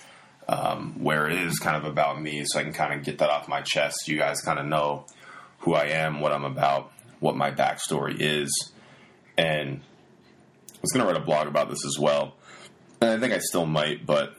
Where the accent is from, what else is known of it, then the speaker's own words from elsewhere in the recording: Poultney, Vermont, United States; moved away as an adult; also born or lived in Virginia; I'm from Vermont originally, and I went to Pulteney High School, which is a really, really, really small high school in Vermont.